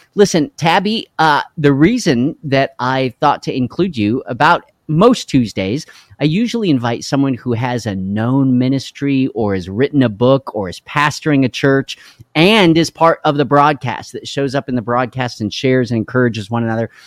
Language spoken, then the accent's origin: English; Carlsbad, New Mexico, United States; I grew up in Carlsbad, New Mexico.